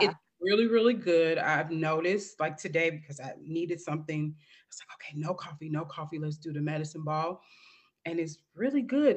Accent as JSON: {"language": "English", "town": "St. Louis", "region": "Missouri", "country": "United States", "tie": "born or raised there", "moved": "as an adult", "lives_now": "Dallas, United States", "said": "Saint Louis, Missouri, my hometown"}